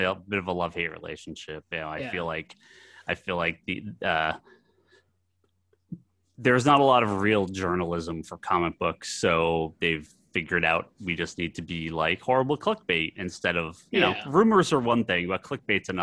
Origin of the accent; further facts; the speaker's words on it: Massachusetts, United States; I grew up on the East Coast, grew up in a small town in Massachusetts